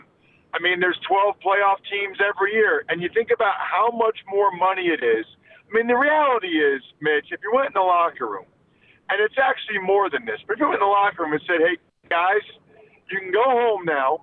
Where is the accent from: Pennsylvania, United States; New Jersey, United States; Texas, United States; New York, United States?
Pennsylvania, United States; outside of Philadelphia; I grew up outside of Philadelphia